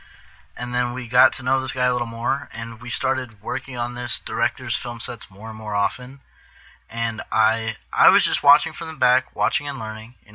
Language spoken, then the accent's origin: English; Fremont, Nebraska, United States; now in Omaha, United States; I'm from Fremont, but I moved to Omaha